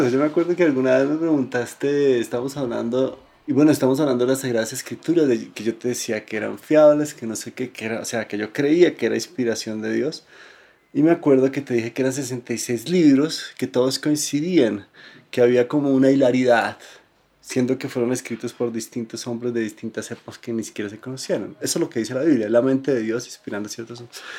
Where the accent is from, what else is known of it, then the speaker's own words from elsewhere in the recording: Bogotá, Colombia; born there; Nací en Bogotá. Pues de... mi, mi, nacimiento físico sí en Bogotá.